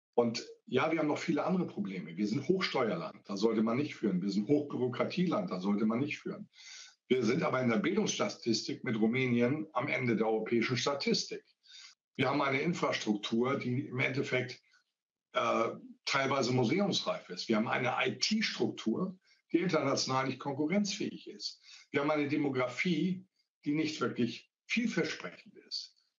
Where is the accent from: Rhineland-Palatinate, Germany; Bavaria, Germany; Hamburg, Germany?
Hamburg, Germany; now in Worpswede, Germany; Ich komme ja auch aus Hamburg äh, arbeite jetzt ja auch wieder in Hamburg, lebe aber in Worpswede in Niedersachsen. Und äh, als Hanseat